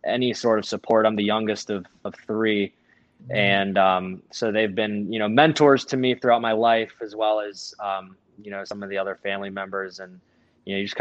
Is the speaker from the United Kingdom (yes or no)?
no; Frederick, Maryland, United States; now in Ohio, United States; I am from Maryland and, born and raised there, and someday we'll end up there